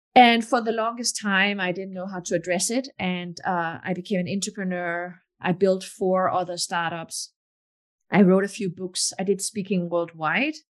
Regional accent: Denmark; English is a second language; moved away as an adult; also born or lived in Morocco / Texas; now in Palo Alto, United States; I was born in Morocco, but my parents moved away from Morocco when I was just a baby. And my mom is Danish, my dad Moroccan. And I got my citizenship when I was four. Um, but I grew up most of my life in Denmark.

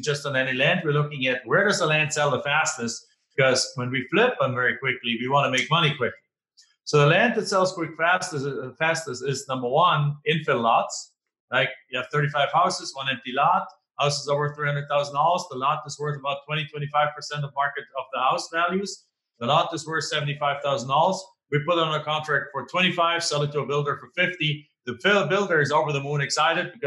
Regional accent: Germany; English is a second language; moved away as an adult; now in United States; I'm not originally from here. Right? I'm originally from Germany, live in the United States now for 20 something years.

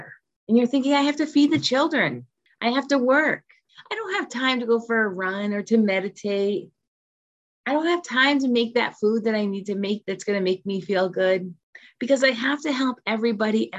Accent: Rhode Island, United States; moved away as an adult; also born or lived in California / South Korea; When I moved back to my home state of Rhode Island from California

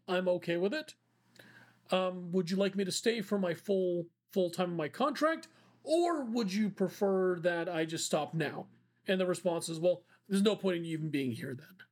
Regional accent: India; I'm Indian

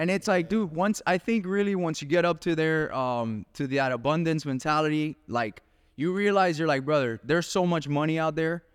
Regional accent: Miami, Florida, United States; we're both from Miami, same mentality

